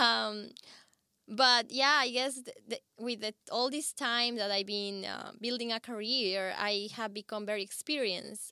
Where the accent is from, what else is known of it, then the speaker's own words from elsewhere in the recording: Ecuador; moved away; I come from Ecuador